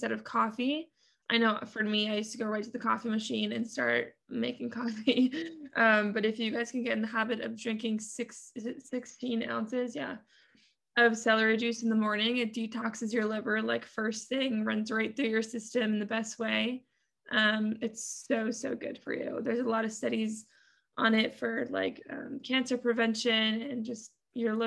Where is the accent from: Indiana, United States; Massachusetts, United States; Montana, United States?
Massachusetts, United States; moved away as an adult; now in Atlanta, United States; born and raised in Massachusetts